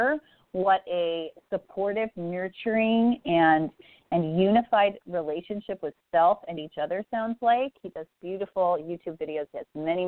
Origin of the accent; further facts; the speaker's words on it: Saskatchewan, Canada; I'm from Saskatchewan, 72 tribes just in my one province